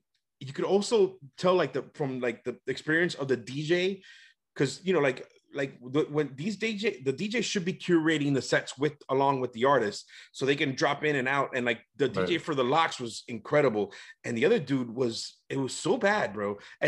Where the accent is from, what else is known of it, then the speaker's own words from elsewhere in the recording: New York, United States; And he drops the Ja Rule song, because I'm from New York.